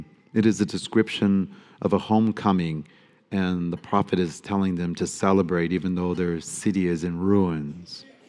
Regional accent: Detroit, Michigan, United States; Growing up in Detroit, we listened to R&B music a lot, my family and I.

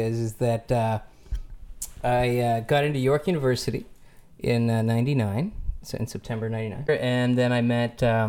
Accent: Orillia, Ontario, Canada; now in Toronto, Canada; I grew up in Orillia, Ontario, Canada, outside of Rama.

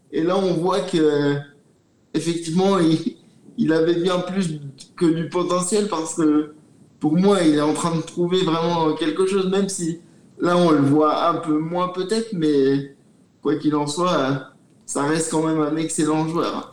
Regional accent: France; En tant que Français

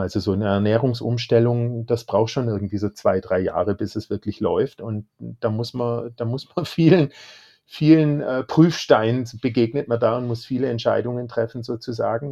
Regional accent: Baden-Württemberg, Germany; Ich bin aus Baden-Württemberg, da wird man sozusagen mit Fleisch auch großgezogen

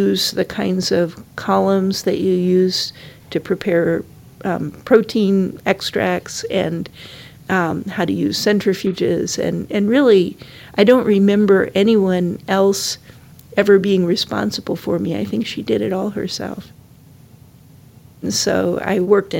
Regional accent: Syracuse, New York, United States; And I was born in Syracuse, New York.

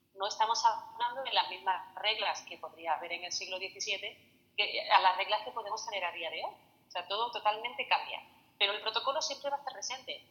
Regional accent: Spain; cómo somos los españoles

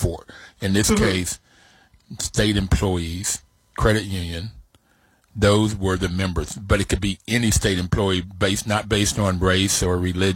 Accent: West Virginia, United States; growing up in West Virginia

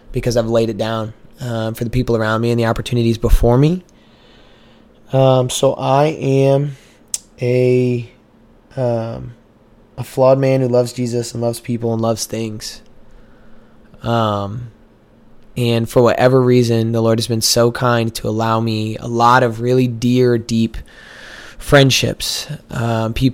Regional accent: Missouri, United States; moved away as an adult; now in Waco, United States; I'm from Missouri

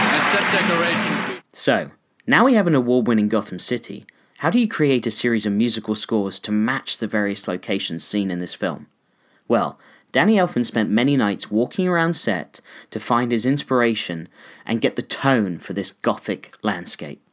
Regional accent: New York City, New York, United States; When I was just a kid growing up in New York City, walking in the mean streets of Manhattan

